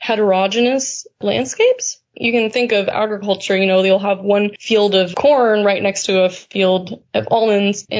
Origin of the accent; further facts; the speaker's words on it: California, United States; As a Californian